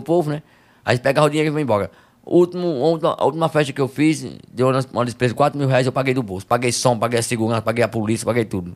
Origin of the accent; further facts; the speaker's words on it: Campo Grande, Rio Grande do Norte, Brazil; sou de Campo Grande, Rio Grande do Norte.